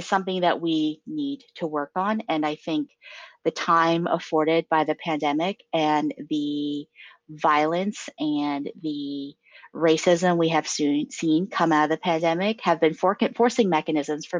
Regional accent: a coal mining town in Pennsylvania, United States; I was born in the Rust Belt. I'm from a coal mining town in Pennsylvania.

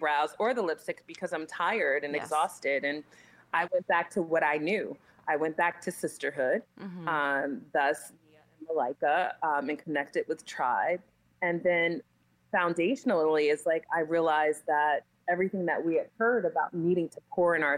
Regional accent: Newark, New Jersey, United States; I was born and raised in Newark, New Jersey

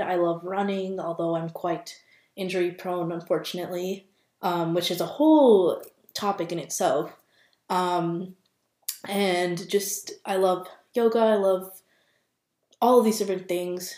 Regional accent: Minnesota, United States; also born or lived in Boston; I am from Minnesota, born and raised here

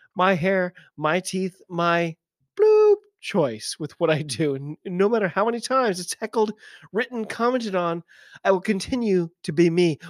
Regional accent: United States; I'm an American

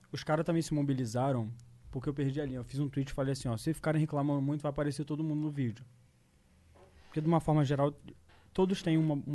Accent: Rio de Janeiro, Brazil; É que eu sou carioca, tá ligado?

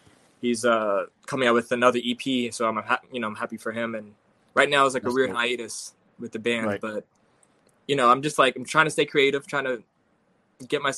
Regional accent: New York City, New York, United States; Brooklyn, born and raised. I'm actually grew up in Fort Greene and moved to East New York like 2 years ago

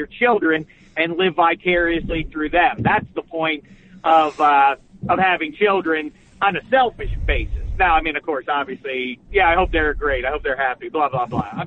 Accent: Pittsburgh, Pennsylvania, United States; moved away as an adult; now in Los Angeles, United States; growing up in Pittsburgh, I was a sports obsessive

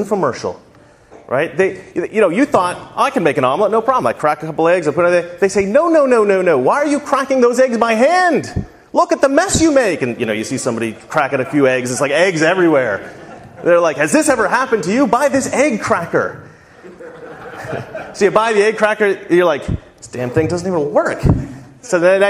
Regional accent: Salem, Oregon, United States; now in Los Angeles, United States; I grew up right here in Salem, Oregon

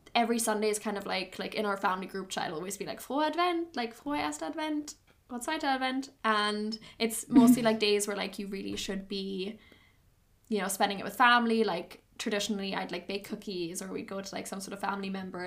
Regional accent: Germany; growing up in Germany with German Christmas

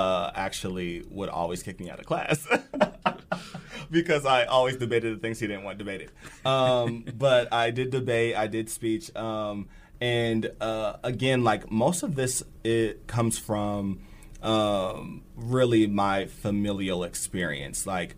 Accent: Bellevue, Nebraska, United States; also born or lived in Germany; My dad was in the Air Force, so I was born in Germany. We moved around quite a bit. But I did most of my education in Bellevue

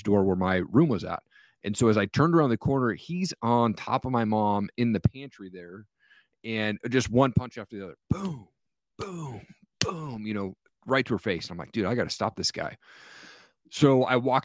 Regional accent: Kennewick, Washington, United States; I grew up in Eastern Washington, in a place called Tri-Cities, or Kennewick, Washington was the exact city there.

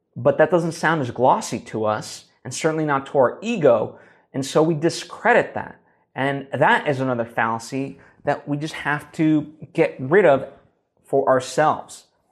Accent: United States; we as an American people

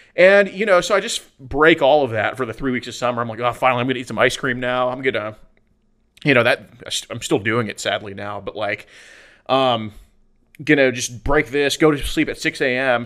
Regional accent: Houston, Texas, United States; I'm from Houston, Texas. I still live there

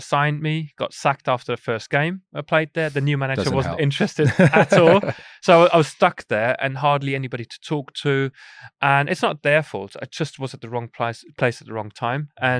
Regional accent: Bavaria, Germany; we went to Germany, close to where I grew up in Chiemsee.

